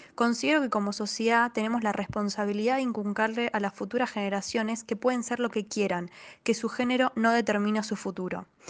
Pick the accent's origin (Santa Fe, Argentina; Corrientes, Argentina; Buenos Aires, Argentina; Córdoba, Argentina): Buenos Aires, Argentina; soy de Buenos Aires, Argentina